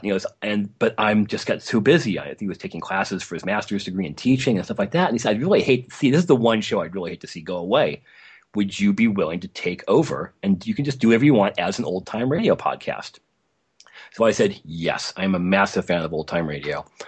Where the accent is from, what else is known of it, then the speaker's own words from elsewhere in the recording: Los Angeles, California, United States; So I grew up in Los Angeles in the late sixties and nineteen seventies